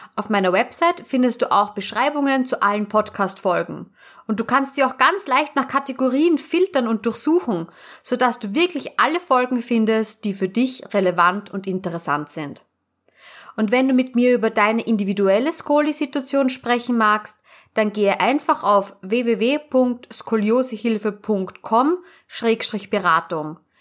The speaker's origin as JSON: {"language": "German", "country": "Austria", "said": "bei uns in Österreich"}